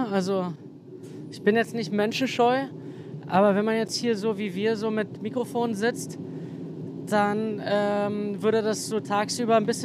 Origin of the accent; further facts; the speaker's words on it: East Germany, Germany; Ja, also ich, äh, ja, ich bin Ossi, glaube ich, und ähm, reflektiere eigentlich auch immer mehr darüber, wie sehr mich das geprägt hat